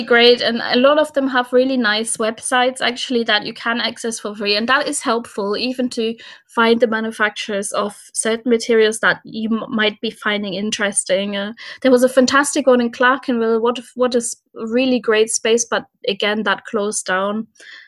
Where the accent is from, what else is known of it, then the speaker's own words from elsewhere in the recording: Cologne, North Rhine-Westphalia, Germany; moved away; So I'm from Germany originally and from Cologne.